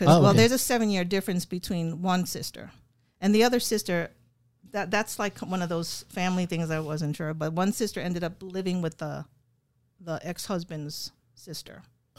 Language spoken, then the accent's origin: English; New York City, New York, United States; moved away; also born or lived in Pennsylvania; I was born in New York.